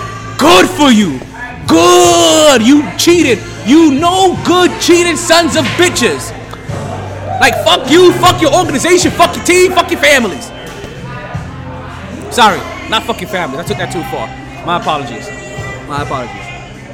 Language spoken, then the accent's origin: English; New York, United States; to be honest, as a New Yorker, as a Mets fans are rooting for the Astros